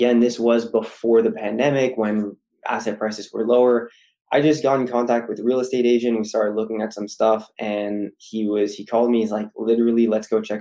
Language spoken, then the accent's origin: English; Ottawa, Ontario, Canada; University of Ottawa in my hometown